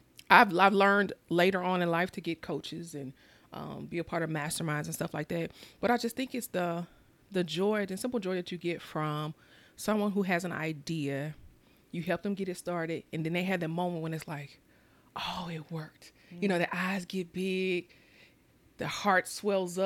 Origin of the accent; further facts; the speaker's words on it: Mississippi, United States; growing up in Mississippi, we had the necessities, but we didn't have the extra